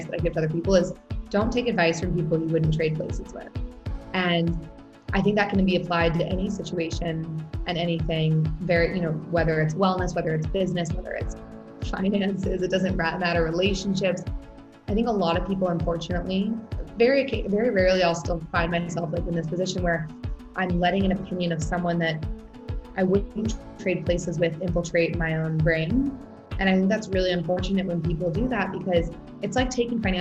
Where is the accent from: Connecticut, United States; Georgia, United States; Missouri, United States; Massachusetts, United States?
Missouri, United States; St. Louis; moved away as an adult; also born or lived in Taipei, Taiwan / Florida / Austin, Texas / Australia; now in Venice, California, United States; I grew up and went to high school in St. Louis